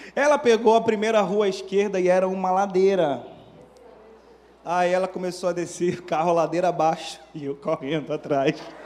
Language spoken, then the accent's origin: Portuguese; Manaus, Amazonas, Brazil; moved away as an adult; also born or lived in Belo Horizonte; now in Rio de Janeiro, Brazil; eu sou natural de Manaus